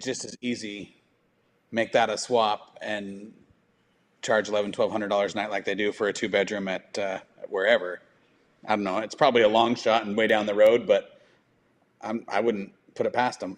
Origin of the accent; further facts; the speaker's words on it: Utah, United States; now in Florida, United States; I'm from Utah